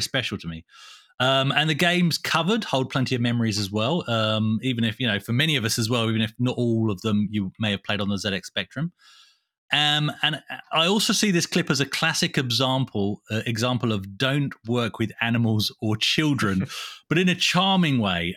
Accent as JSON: {"language": "English", "region": "England", "country": "United Kingdom", "moved": "yes", "said": "I'm from England"}